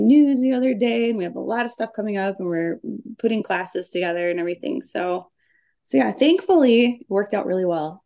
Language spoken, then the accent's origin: English; Minneapolis, Minnesota, United States; I grew up in South Minneapolis